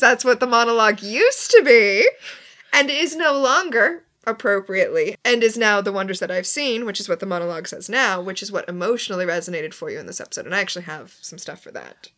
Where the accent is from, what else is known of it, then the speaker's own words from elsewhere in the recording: Florida, United States; I'm from Florida.